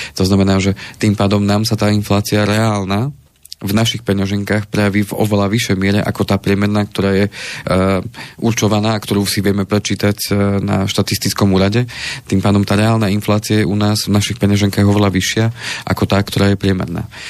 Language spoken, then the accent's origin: Slovak; Banská Bystrica, Banská Bystrica Region, Slovakia; Som z Banskej Bystrice